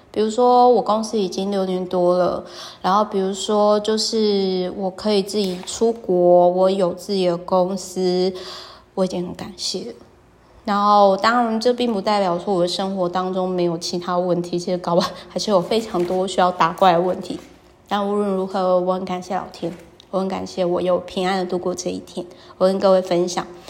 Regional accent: Taiwan; 身为台湾人

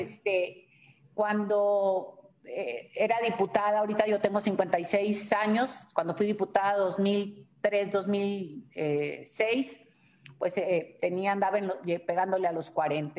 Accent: Mexico

